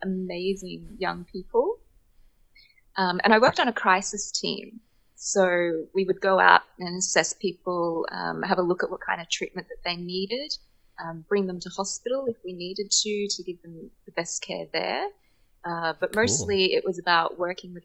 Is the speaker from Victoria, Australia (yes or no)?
yes; Melbourne, Victoria, Australia; So I'm from Australia. I'm from Melbourne, Australia